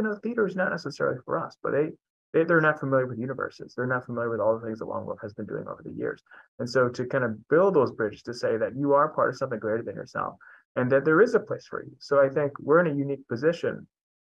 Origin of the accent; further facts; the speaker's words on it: New Haven, Connecticut, United States; I'm a New Haven native. So I was born and raised in New Haven